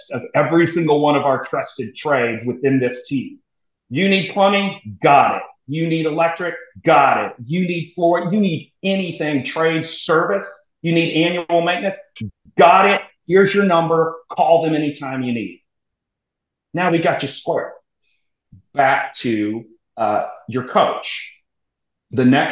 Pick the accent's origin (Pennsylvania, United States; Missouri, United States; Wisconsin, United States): Missouri, United States; moved away as an adult; also born or lived in New York / Germany; now in Texas, United States; so I'm a military transplant to Texas. So I was from Missouri